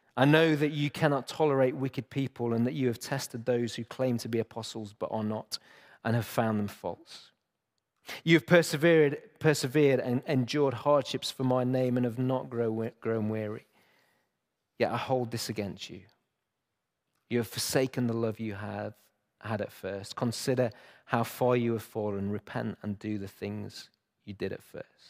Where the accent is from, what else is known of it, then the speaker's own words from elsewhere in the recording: Chesterfield, East Midlands, United Kingdom; moved away; I grew up in Chesterfield